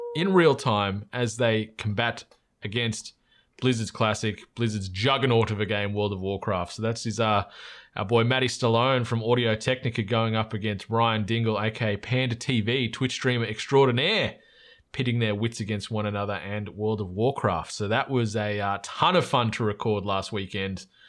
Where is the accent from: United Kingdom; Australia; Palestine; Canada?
Australia; accent: Aussie; our accent stands out as in an Aussie